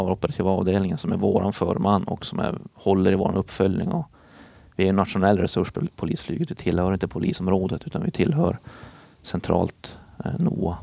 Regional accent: Boden, Norrbotten County, Sweden; moved away as an adult; also born or lived in Gothenburg; Det fanns ingen plats för mig då uppe i Boden där, där jag är ifrån

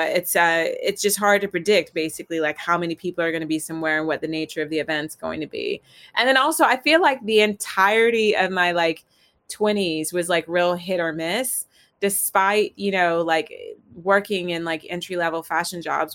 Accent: Virginia, United States; I grew up in the South in Virginia in the States

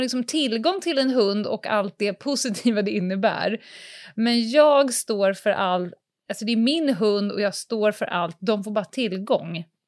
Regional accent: Stockholm, Stockholm County, Sweden; Jag flyttade ju från Södermalm ut utanför Stockholm mm. eh, när jag började femman

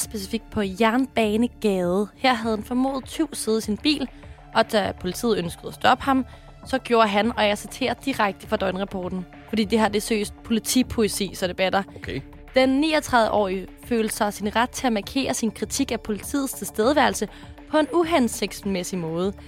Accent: Sorø, Zealand, Denmark; jeg kommer fra Sorø

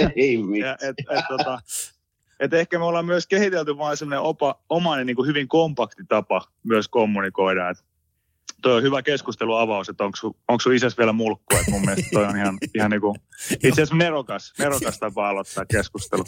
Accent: Pori, Satakunta, Finland; now in Helsinki, Finland; mä oon kasvanut siihen ihan niin kuin syntymästä asti, että mulla on hyvin – hyvin normaalia se, se tyyli ja tapa, millä niin kuin keskustellaan vaikka porilaisten kesken. Mä oon vasta huomannut itse asiassa niin kuin siinä vaiheessa, kun mä muutin pois Porista

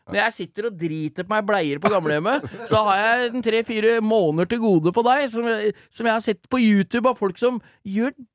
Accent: Agder, Norway; Jeg er fra Sørlandet.

